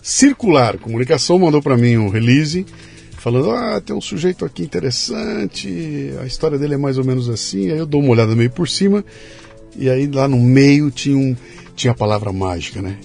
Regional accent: Bauru, São Paulo, Brazil; eu sou de Bauru

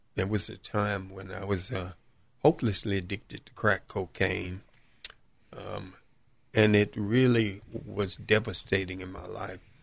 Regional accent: Chicago, Illinois, United States; Born and raised in Chicago, South Side, South suburb of Chicago

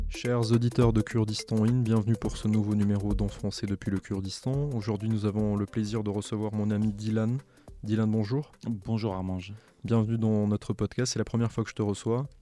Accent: Albi, Occitania, France; moved away as an adult; now in Erbil, Iraq; je suis d'Albi à côté de Toulouse

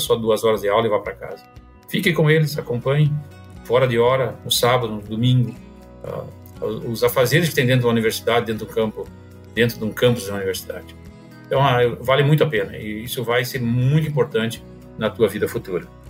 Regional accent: Santa Maria, Rio Grande do Sul, Brazil; also born or lived in Itaqui, Rio Grande do Sul; Eu sou natural de Santa Maria, no Rio Grande do Sul, e morei praticamente de 64 a 1978 em Itaqui, divisa com a Argentina

